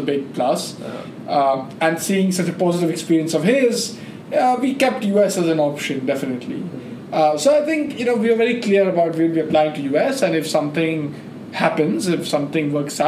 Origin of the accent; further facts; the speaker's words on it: Kolkata, West Bengal, India; first language Bengali; English is a second language; also born or lived in Mumbai, India / Philadelphia, United States; now in New York City, United States; where I was born in India, there is a city called Calcutta, which is one of the four, you know, metropolitan defined cities of India. So it's one of the four largest and kind of administratively most important cities in India. So that's where I grew up